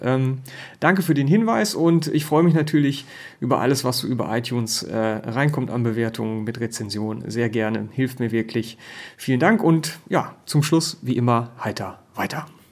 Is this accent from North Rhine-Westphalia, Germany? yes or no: yes; North Rhine-Westphalia, Germany; als Ostwestfale